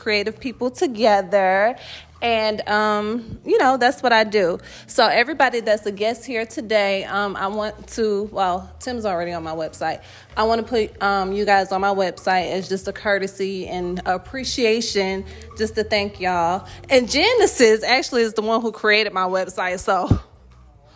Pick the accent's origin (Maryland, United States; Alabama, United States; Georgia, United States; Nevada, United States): Georgia, United States; Atlanta; I love living in Atlanta. I mean, I've been here since I was 8 years old